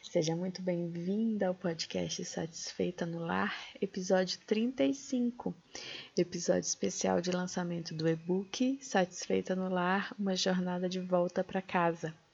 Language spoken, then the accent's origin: Portuguese; Pará, Brazil; accent: northern, Pará; also born or lived in Minas Gerais; É, eu nasci em Minas, mas aos oito anos eu fui embora para o Pará com os meus pais e meu irmão. Então eu digo que eu sou uma mineira com sotaque meio nortista, meio paraense.